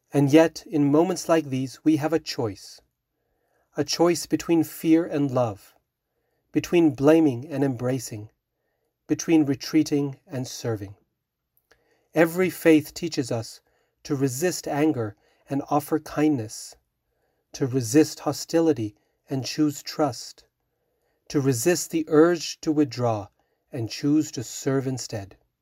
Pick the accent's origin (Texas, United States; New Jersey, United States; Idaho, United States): Idaho, United States; Boise; now in Utah, United States; I grew up in Boise, Idaho